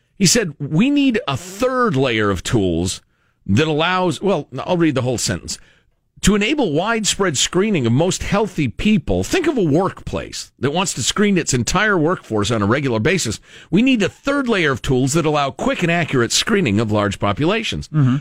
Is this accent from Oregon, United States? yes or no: no; Illinois, United States; Illinois, home of J.B. Pritzker, my home state